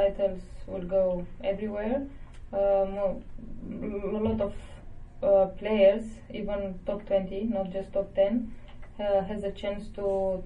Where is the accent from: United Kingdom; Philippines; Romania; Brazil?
Romania; born or raised there